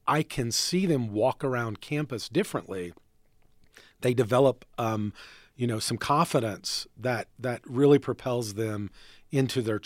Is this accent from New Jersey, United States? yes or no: no; North Carolina, United States; I grew up in North Carolina